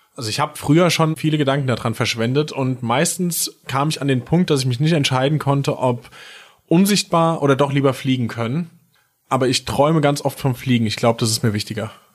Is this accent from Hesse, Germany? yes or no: yes; near Limburg, Hesse, Germany; moved away as an adult; now in Mainz, Germany; Aus Hessen, äh, genauer gesagt Nähe Limburg, noch genauer gesagt bei Filmer